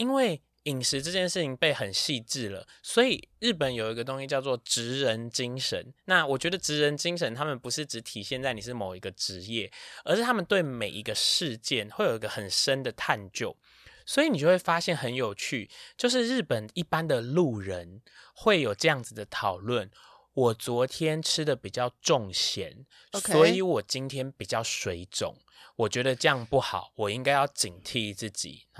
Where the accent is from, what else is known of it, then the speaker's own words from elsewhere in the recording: Taiwan; 我们台湾人